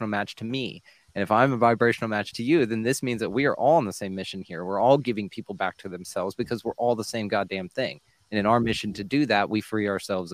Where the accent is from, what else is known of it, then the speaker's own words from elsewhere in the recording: Texas, United States; I'm from Texas.